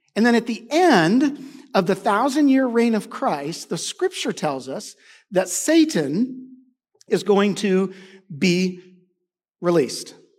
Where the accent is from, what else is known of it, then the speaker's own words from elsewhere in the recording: United States; I'm an American.